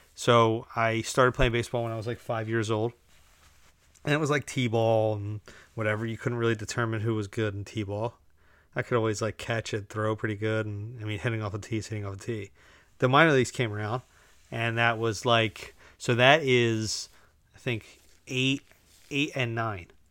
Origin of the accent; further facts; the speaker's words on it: United States; We're just Americans.